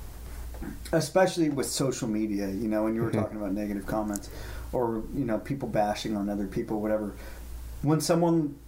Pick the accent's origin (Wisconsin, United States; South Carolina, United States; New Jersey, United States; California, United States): California, United States; being from California